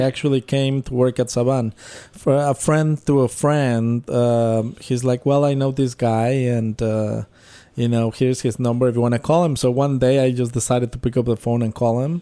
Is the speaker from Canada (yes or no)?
no; Mexico City, Mexico; moved away; I grew up in Mexico City